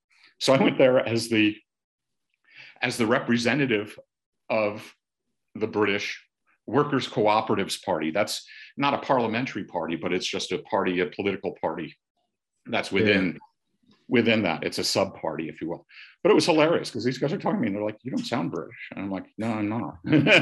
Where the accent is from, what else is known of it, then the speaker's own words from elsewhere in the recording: United States; Because in Britain, and of course, as an American, I was rather naive about this. And also as a young American